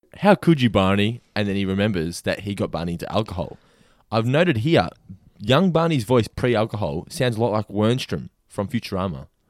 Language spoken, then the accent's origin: English; Norlane, Victoria, Australia; I grew up in Norlane